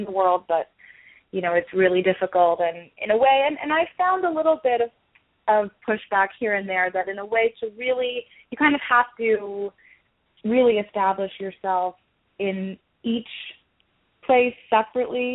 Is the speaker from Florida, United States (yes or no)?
no; New York, United States; moved away as an adult; now in Los Angeles, United States; I'm from New York, and I moved out to Los Angeles for grad school at Otis.